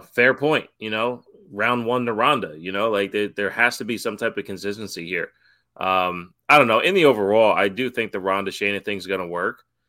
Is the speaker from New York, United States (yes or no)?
yes; New York, United States; growing up in New York